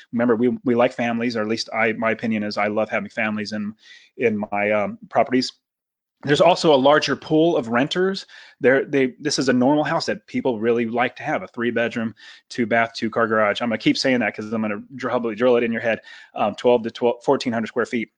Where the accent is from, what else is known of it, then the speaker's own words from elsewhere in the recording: Fresno, California, United States; moved away as an adult; now in Phoenix, United States; I grew up in Fresno, California, right in the center